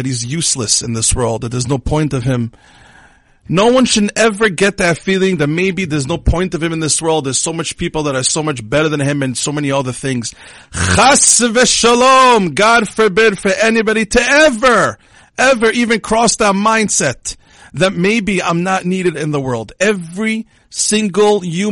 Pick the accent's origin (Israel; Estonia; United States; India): Israel; English is a second language; I was born in Israel, so my English is not so good